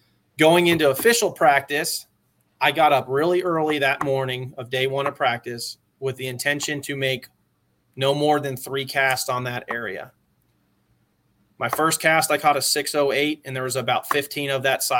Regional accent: Cumming, Georgia, United States; I grew up in Georgia

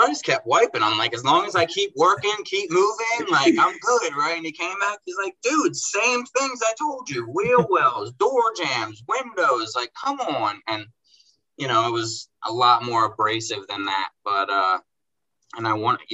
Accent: Baltimore, Maryland, United States; I grew up in Baltimore

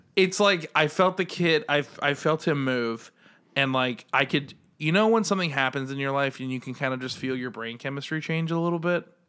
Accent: United States; as an American

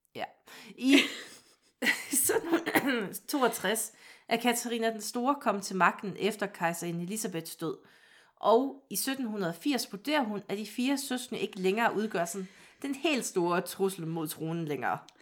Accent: Vejle, Southern Denmark, Denmark; Jeg er født i Vejle

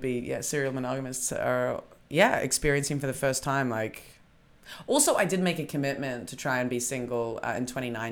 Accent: New Zealand; now in Berlin, Germany; I'm a Kiwi

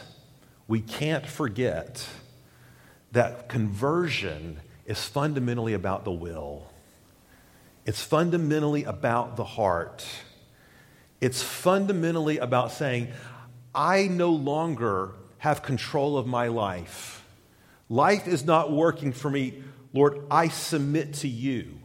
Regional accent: Knoxville, Tennessee, United States; in the 80s, growing up on the University of Tennessee campus

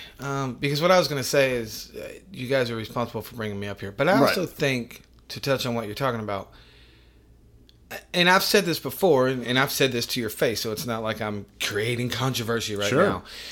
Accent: the South, United States; And I grew up in the South, which is weird.

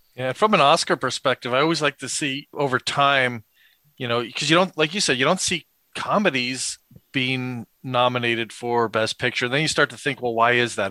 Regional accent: East Coast, United States; growing up on the East Coast

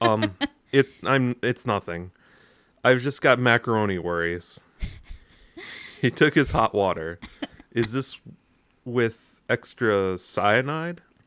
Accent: United States; as an American

